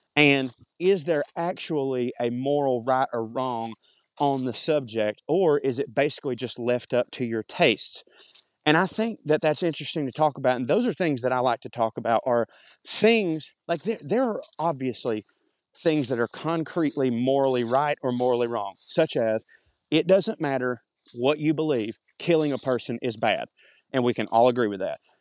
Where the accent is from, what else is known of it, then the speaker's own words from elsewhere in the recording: the South, United States; accent: Southern; my Southern accent